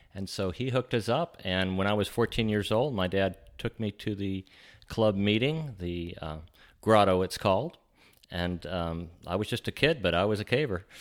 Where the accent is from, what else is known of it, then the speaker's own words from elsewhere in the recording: Huntsville, Alabama, United States; I grew up in Huntsville, and we had little caves